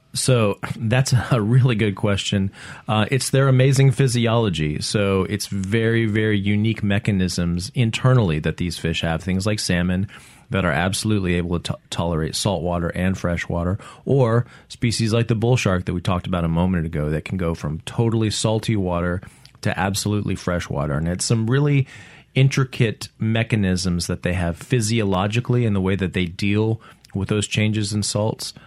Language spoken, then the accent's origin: English; Central Kentucky, United States; also born or lived in Mississippi Gulf Coast; now in Mississippi, United States; I am from Central Kentucky. I grew up, uh, in Kentucky